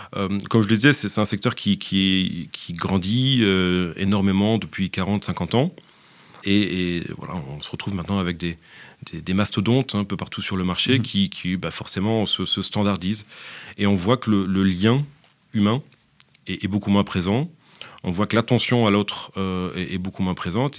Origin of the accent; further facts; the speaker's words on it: France; moved away as an adult; now in Belgium; Je suis français